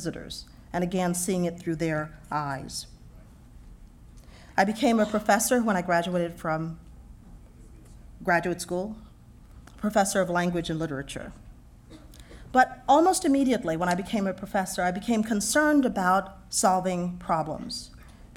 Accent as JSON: {"language": "English", "town": "Houston", "region": "Texas", "country": "United States", "tie": "born or raised there", "moved": "as an adult", "said": "I grew up in Texas."}